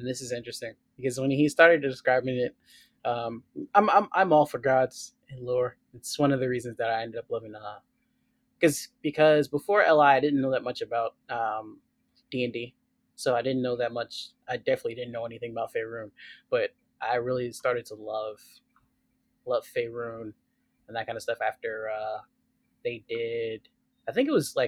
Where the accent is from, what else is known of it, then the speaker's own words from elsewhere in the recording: United States; I'm American